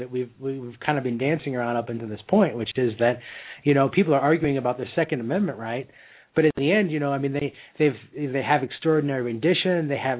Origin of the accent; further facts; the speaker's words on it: United States; Well, what part of the United States? I'm actually from there.